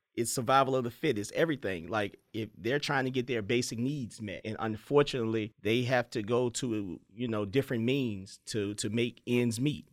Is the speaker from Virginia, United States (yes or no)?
yes; Petersburg, Virginia, United States; I grew up in Petersburg